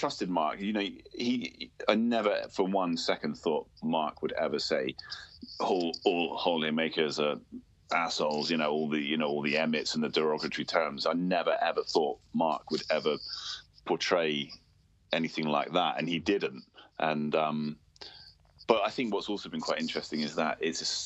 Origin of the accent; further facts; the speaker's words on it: Cornwall, South West England, United Kingdom; also born or lived in Wales; being Cornish and being from Cornwall